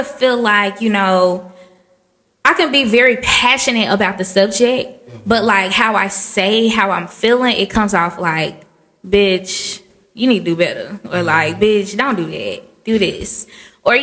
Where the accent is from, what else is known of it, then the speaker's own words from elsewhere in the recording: Memphis, Tennessee, United States; I'm from Memphis, Tennessee, home of the good barbecue